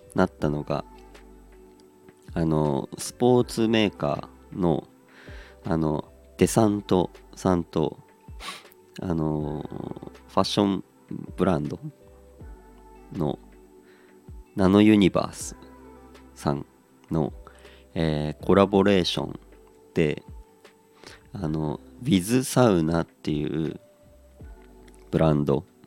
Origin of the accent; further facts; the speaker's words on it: Aomori, Japan; moved away; 僕のことを多分青森出身ってことを知ってて